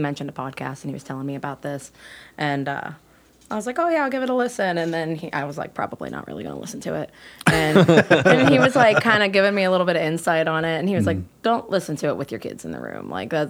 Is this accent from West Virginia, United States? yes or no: yes; Doddridge County, West Virginia, United States; now in Morgantown, United States; I'm from Doddridge County.